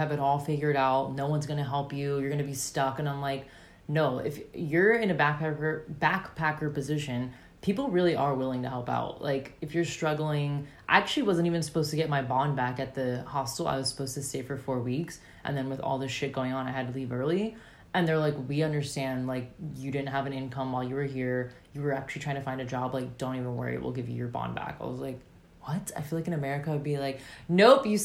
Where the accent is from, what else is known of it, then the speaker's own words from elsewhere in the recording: United States; moved away as an adult; now in Australia; I'm American